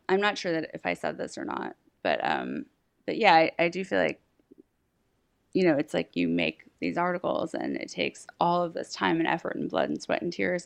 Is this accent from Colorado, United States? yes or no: no; Massachusetts, United States; also born or lived in Philadelphia; now in New York, United States; I'm from Massachusetts